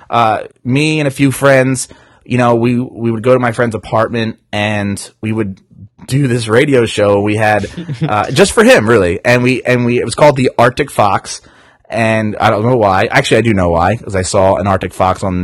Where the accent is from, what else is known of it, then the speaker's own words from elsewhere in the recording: New Jersey, United States; and I'm from Jersey, so it's water.